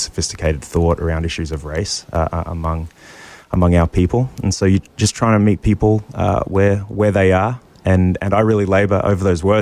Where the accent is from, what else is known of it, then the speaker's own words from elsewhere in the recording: Australia; now in United States; I'm an immigrant from Australia